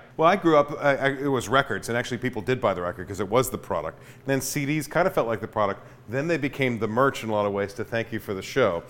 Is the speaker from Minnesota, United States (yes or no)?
no; Sacramento, California, United States; now in Chico, United States; in Sacramento, when I was growing up